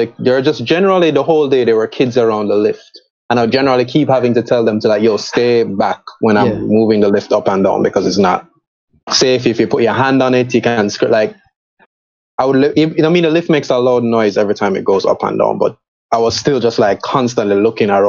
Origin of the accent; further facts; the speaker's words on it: Spanish Town, Saint Catherine, Jamaica; I grew up in Spanish Town